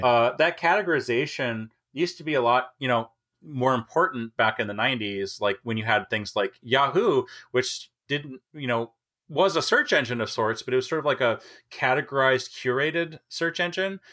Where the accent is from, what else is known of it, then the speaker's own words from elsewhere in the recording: Minnesota, United States; moved away; I grew up in Minnesota.